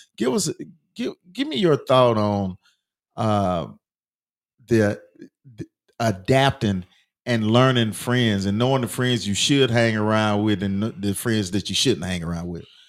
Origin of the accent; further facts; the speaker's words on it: Cartersville, Georgia, United States; growing up in Cartersville